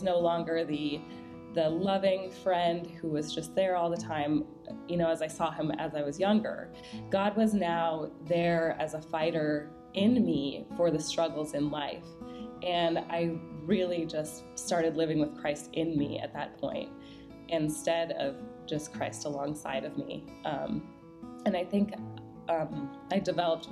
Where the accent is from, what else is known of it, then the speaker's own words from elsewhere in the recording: Minnesota, United States; now in Dallas, United States; I grew up in Minnesota.